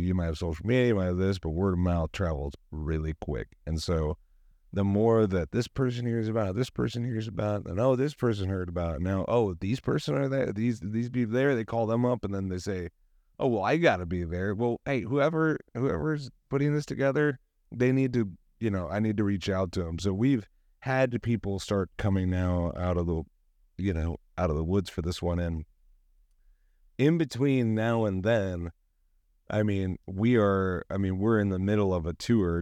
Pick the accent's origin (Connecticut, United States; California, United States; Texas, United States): California, United States; San Diego; We're from San Diego